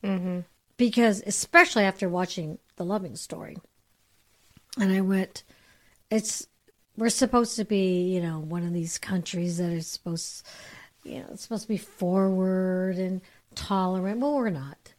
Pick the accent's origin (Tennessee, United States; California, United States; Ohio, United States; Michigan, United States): California, United States; Bay Area; I come from the Bay Area, so it's a it's a melting pot up yeah. there.